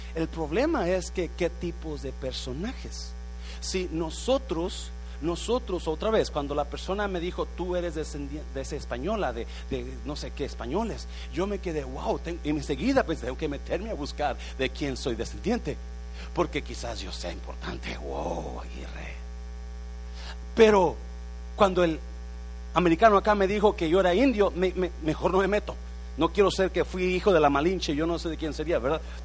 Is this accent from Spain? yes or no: no; Mexico; now in United States; Yo soy mexicano